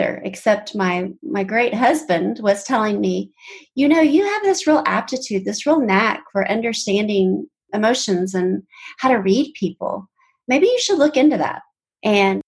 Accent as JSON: {"language": "English", "town": "Tulsa", "region": "Oklahoma", "country": "United States", "tie": "born or raised there", "said": "I grew up in Tulsa, Oklahoma"}